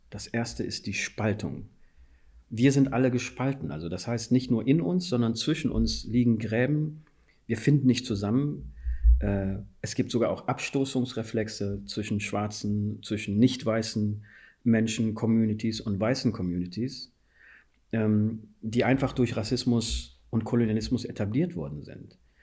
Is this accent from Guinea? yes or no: yes; Guinea; first language Fula; German is a second language; now in Germany; ich stamme aus Guinea